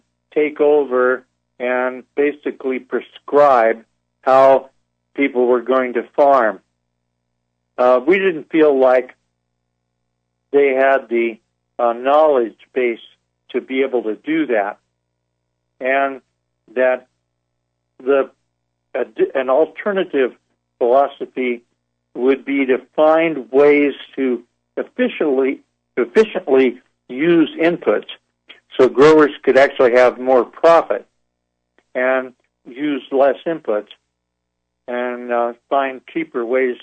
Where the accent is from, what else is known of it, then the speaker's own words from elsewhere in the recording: Orange County, Southern California, United States; also born or lived in Brazil; now in Oregon, United States; I grew up in Southern California with a lot of oranges and avocados